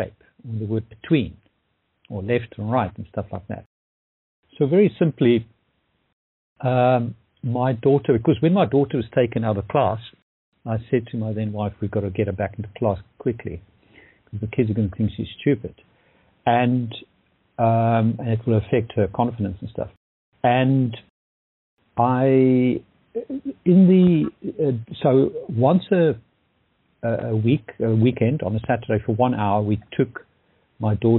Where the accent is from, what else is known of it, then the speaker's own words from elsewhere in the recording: Pretoria, Gauteng, South Africa; moved away as an adult; also born or lived in London / Dublin; I'm originally from Pretoria, South Africa, and I've been in London and Dublin now for the last 30 years